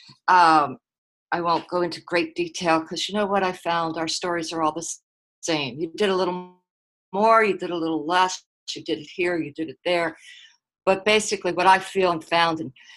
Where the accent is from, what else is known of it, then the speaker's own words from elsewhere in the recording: Philadelphia, Pennsylvania, United States; now in Dallas, United States; I grew up on the East Coast. I grew up in a rough little neighborhood called South Philly